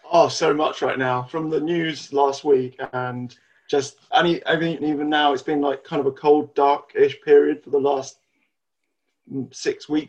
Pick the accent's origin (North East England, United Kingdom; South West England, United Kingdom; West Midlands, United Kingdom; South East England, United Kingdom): South East England, United Kingdom; Odiham; now in Alton, United Kingdom; Uh, Odiham, Hampshire.